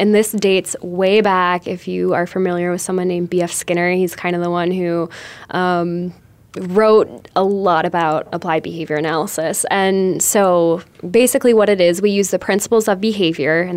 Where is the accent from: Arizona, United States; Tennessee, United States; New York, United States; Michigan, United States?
Michigan, United States; also born or lived in Florida; now in Phoenix, United States; I'm from Michigan, so I'm used to driving in like 12 inches of snow.